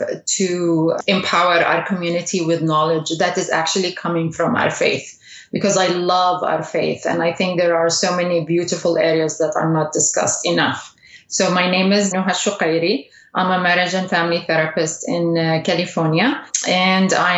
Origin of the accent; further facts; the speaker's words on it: Saudi Arabia; I was raised in Saudi Arabia